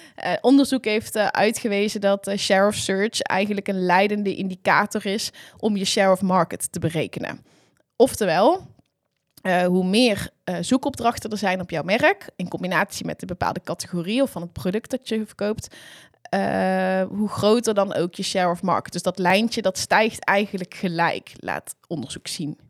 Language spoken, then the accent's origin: Dutch; Hapert, North Brabant, Netherlands; ik kom eh, eigenlijk uit een klein boerendorpje, Hapert